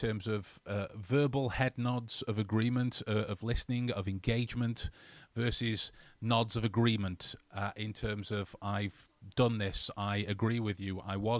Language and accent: English; Canada; I'm from Canada. Hello, Canada.